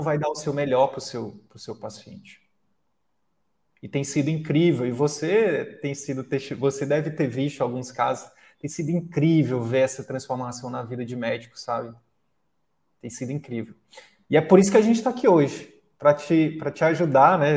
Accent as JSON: {"language": "Portuguese", "town": "Picos", "region": "Piauí", "country": "Brazil", "moved": "yes", "said": "eu vou voltar para o interior do Piauí, eu sou de Picos"}